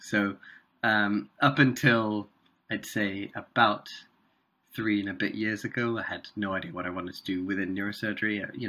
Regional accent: Chennai, Tamil Nadu, India; first language Tamil; English is a second language; also born or lived in Singapore; I grew up in Chennai. In South India. And so I speak Tamil.

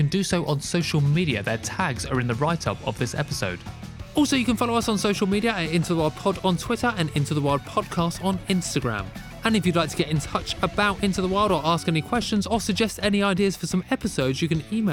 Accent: London, United Kingdom; I'm a Londoner.

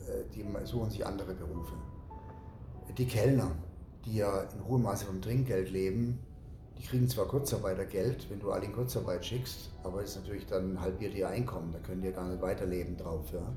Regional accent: Germany; als Deutscher

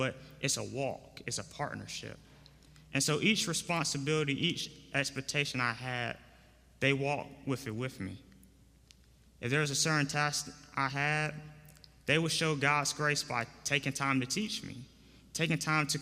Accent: Raleigh, North Carolina, United States; I'm from Raleigh, North Carolina, a recent graduate of North Carolina Central University

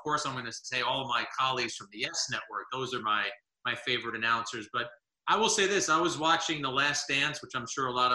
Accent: Jersey City, New Jersey, United States; I grew up in Jersey City.

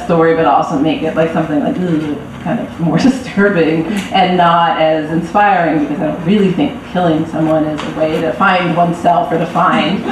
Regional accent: Berkeley, California, United States; I grew up in Berkeley

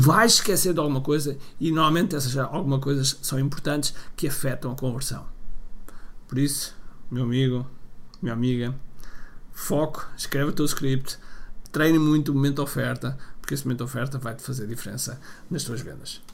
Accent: Portugal; a falar em inglês, sendo eu português, a falar em inglês

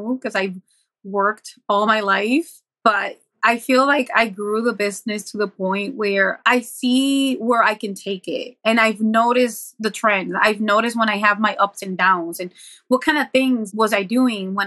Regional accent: Buffalo, New York, United States; I was from Buffalo

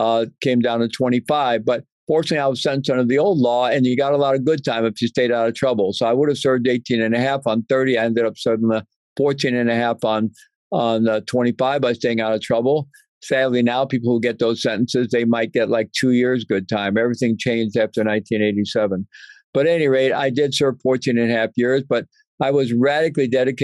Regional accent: Midwest, United States; I grew up in the Midwest, middle-class Roman Catholic family, good family, but unfortunately beset with alcoholism. So I came of age in the 60s

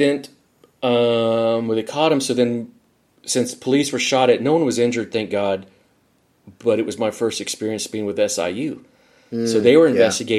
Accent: San Antonio, Texas, United States; now in Dallas, United States; where I grew up in San Antonio

